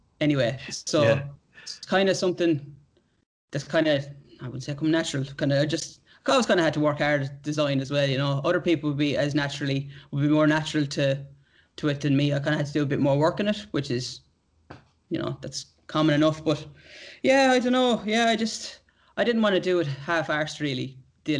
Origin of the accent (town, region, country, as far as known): Ireland; moved away as an adult; now in Australia